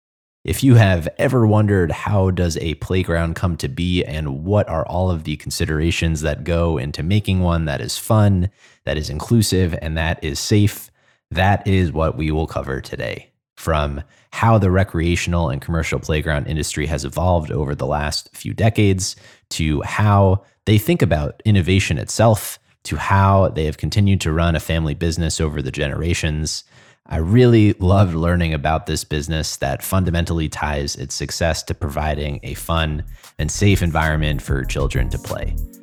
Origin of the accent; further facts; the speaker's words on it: New York City, New York, United States; moved away; the playgrounds I grew up in back in New York City